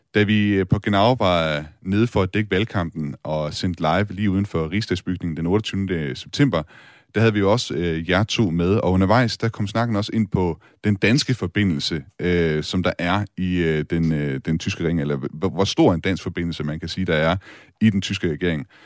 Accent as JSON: {"language": "Danish", "country": "Denmark", "said": "som dansker"}